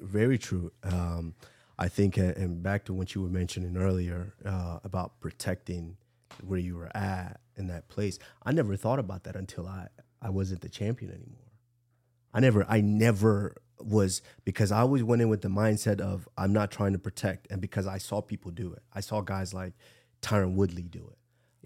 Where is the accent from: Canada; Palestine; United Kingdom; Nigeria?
Nigeria; I'm the …